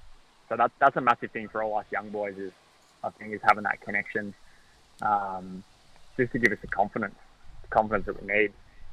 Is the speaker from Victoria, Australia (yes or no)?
yes; Fish Creek, Victoria, Australia; also born or lived in Newborough / Warragul; Mum and Dad decided to move over to Newborough, so we leased the farm up in Fish Creek, made the move over